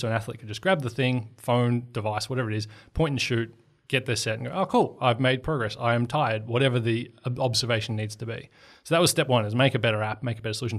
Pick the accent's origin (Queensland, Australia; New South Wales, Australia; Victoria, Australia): Victoria, Australia; Portland; moved away; I was on a bus trip home from my hometown in Portland